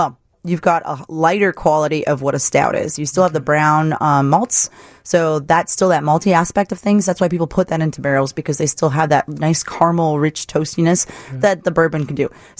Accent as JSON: {"language": "English", "town": "Wisconsin Dells", "region": "Wisconsin", "country": "United States", "said": "Dude, I'm from Wisconsin Dells. Saltwater taffy is my thing."}